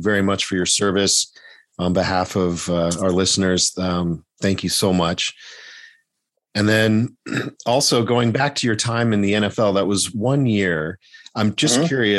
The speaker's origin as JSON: {"language": "English", "region": "Colorado", "country": "United States", "tie": "born or raised there", "said": "I grew up in Colorado"}